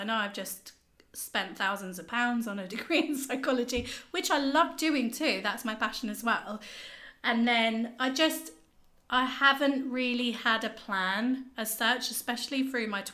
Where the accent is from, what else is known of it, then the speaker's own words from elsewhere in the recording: Bracknell, South East England, United Kingdom; growing up in Bracknell.